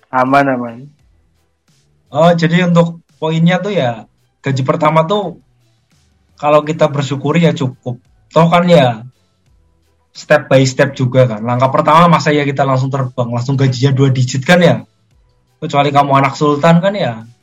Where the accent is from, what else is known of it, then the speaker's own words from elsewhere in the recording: Central Java, Indonesia; saya sebagai warga Jawa Tengah mendukung Pak Ganjar